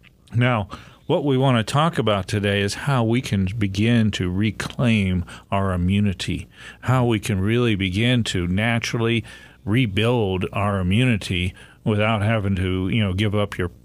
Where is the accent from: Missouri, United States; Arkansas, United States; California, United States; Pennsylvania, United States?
Pennsylvania, United States; born or raised there